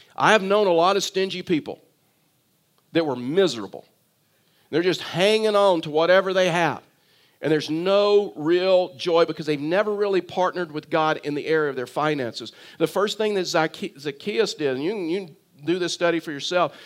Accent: South Texas, United States; also born or lived in Tyler, Texas; I was born in South Texas, and so we fished on, on the coast of, of South Texas

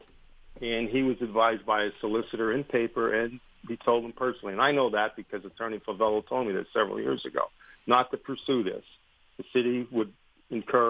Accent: Pennsylvania, United States; when I was young up here

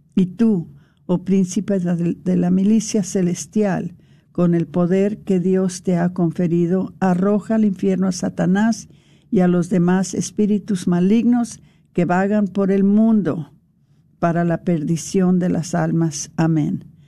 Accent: El Paso, Texas, United States; nosotros nos criamos en, en El Paso.

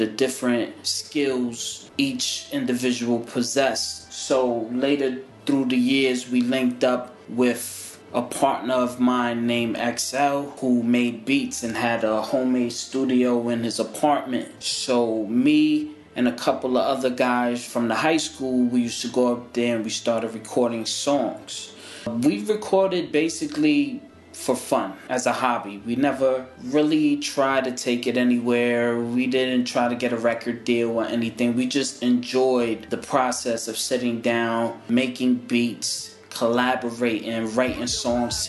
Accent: New York City, New York, United States; I'm from New York City, born and raised

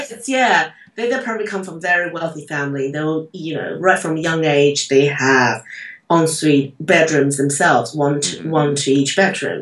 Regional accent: Taiwan; I'm from Taiwan

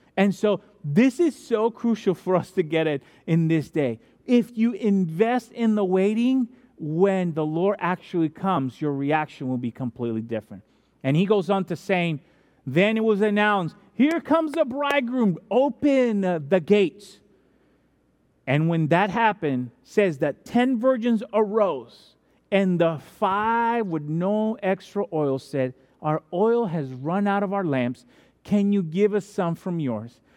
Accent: Dominican Republic; moved away; I'm from Dominican Republic, which is baseball country other than America and Japan

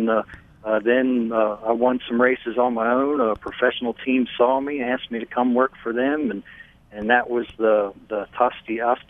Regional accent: Lancaster, Pennsylvania, United States; now in the South, United States; I'm from Lancaster, Pennsylvania, so I'm an Amish American to start with.

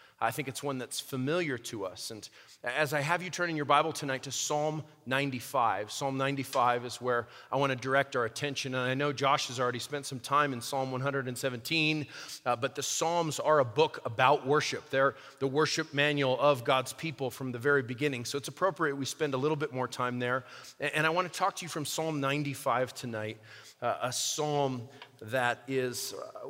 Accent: Albuquerque, New Mexico, United States; my hometown of Albuquerque, New Mexico

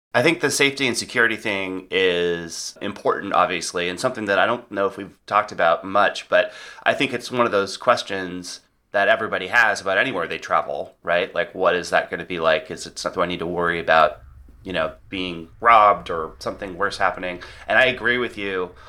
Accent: United States; we, since we have not adopted chip and pin in the U S

